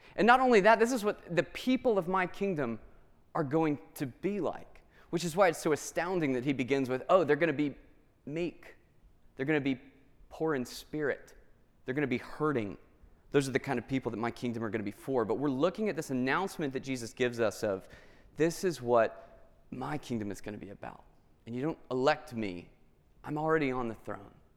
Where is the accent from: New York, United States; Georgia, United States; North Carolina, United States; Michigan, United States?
Georgia, United States; Atlanta; I grew up in Atlanta